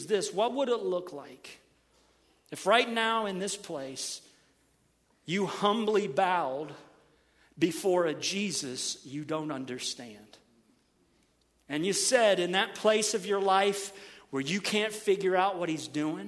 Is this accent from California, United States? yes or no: no; Middletown, Ohio, United States; now in Cocoa, Florida, United States; Oh, that's my hometown.